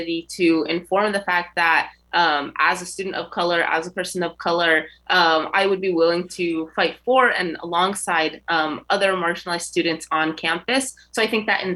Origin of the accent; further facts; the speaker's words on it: Connecticut, United States; So I was born and raised in Connecticut, but both of my parents are from Egypt